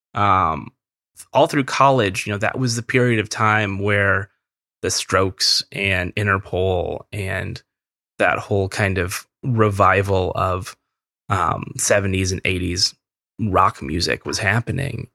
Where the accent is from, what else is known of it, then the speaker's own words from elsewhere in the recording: Merced, California, United States; I'm from Central California, a very small town in Central California called Merced